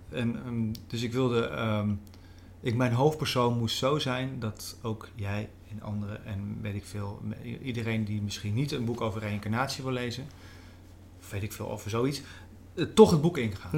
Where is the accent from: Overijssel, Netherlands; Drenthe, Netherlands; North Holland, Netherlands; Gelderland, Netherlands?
Gelderland, Netherlands; Veluwe; ik ben opgegroeid op de Veluwe, een ander deel van de Veluwe